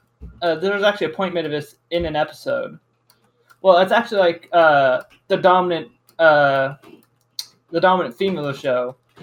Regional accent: United States; I'm an American teenager, out of school

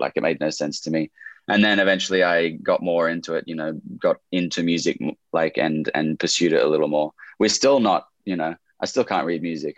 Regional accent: Camden, New South Wales, Australia; I was born born in Camden, which is about an hour south of Sydney in Australia

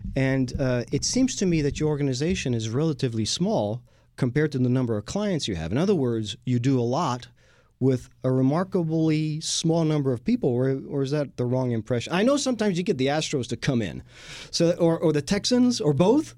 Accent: Lyon, Auvergne-Rhône-Alpes, France; now in Houston, United States; in Lyon when I was growing up in France.

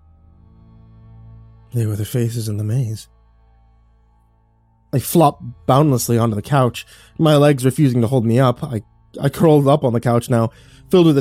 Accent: Texas, United States; I'm from Texas

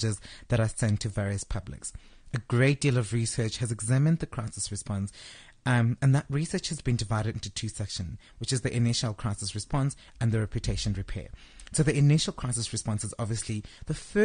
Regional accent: South Africa; my tax money as a South African citizen paying tax

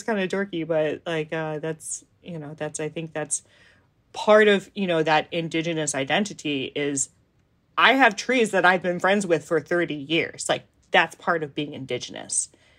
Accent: Aiea, Hawaii, United States; moved away as an adult; also born or lived in East Coast; Going on the trails and getting back into running on Aiea Loop Trail and visiting the trees that I've known my whole life, that kind of made me realize, like, oh no, I am this community. And this is my home, and this is my Aina

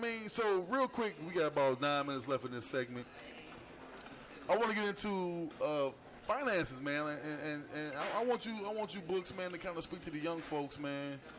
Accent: Gary, Indiana, United States; now in Indianapolis, United States; Right, I'm not from Indianapolis. You know what I'm saying? I'm from Gary, Indiana.

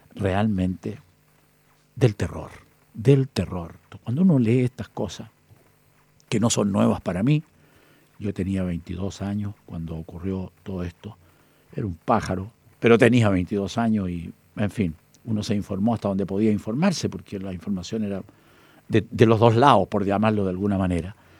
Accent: Chillán, Ñuble, Chile; De Talca, de Talca, Chillán, mi tierra, hacia

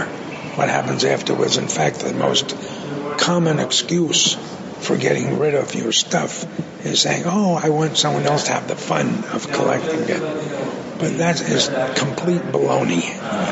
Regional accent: New York City, New York, United States; growing up in the Bronx

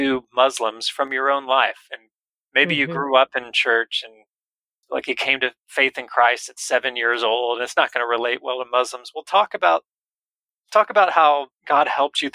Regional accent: United States; We often, as American kind of workaholic, task-oriented people

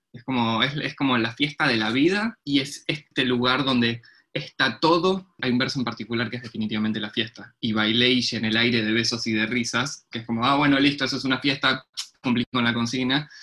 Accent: Buenos Aires, Argentina; also born or lived in Williamsburg, Brooklyn; now in New York, United States; también soy de Buenos Aires, pero en realidad estoy acá en la República Separatista de Williamsburg

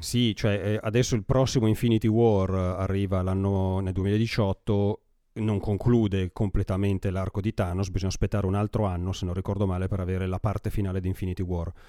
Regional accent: Brianza, Lombardy, Italy; accent: Brianzolo dialect; il mio dialetto fa un po' schifo

